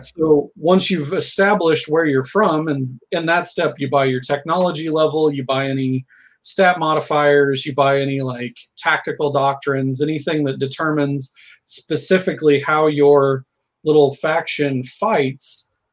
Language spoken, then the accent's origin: English; Southern Illinois and Indiana, United States; now in Portland, United States; I'm originally from Southern Illinois and Indiana, um, now located in the Portland metro